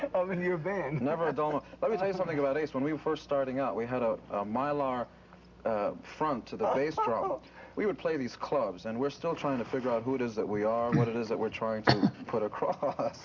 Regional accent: New York City, New York, United States; I'm from Queens, New York.

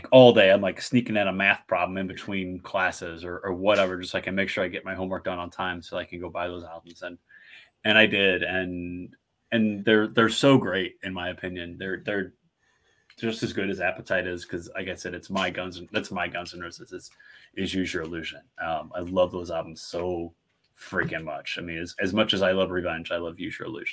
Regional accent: St. Louis, Missouri, United States; growing up in St. Louis

